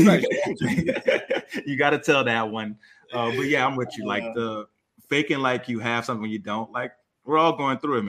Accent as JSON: {"language": "English", "region": "Louisiana", "country": "United States", "tie": "born or raised there", "moved": "as an adult", "said": "growing up in Louisiana"}